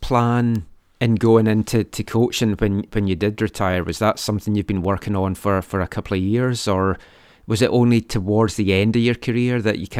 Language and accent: English; Scotland, United Kingdom; now in United States; As you might be able to tell from my accent, I'm from Scotland